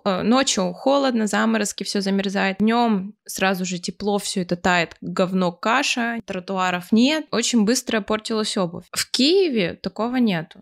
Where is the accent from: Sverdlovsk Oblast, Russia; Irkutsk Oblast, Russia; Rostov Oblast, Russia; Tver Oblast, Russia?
Irkutsk Oblast, Russia; Irkutsk; moved away as an adult; also born or lived in Kyiv, Ukraine; now in Germany; Я постоянно возвращалась в Иркутск, в Сибирь, в сентябре, в школу